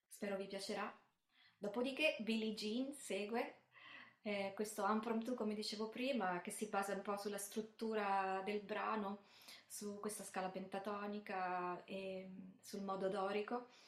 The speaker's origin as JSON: {"language": "Italian", "town": "Termoli", "region": "Molise", "country": "Italy", "tie": "born or raised there", "also_born_or_lived": "Bari", "said": "una nella mia città, diciamo, di adozione, perché io sono nata a Bari ma cresciuta a Termoli"}